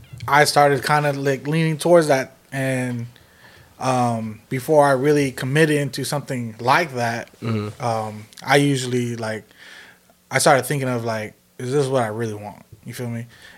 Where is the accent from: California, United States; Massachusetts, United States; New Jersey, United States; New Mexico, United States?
California, United States; San Jose; also born or lived in Hanford, California; I'm from east side right there on King and Story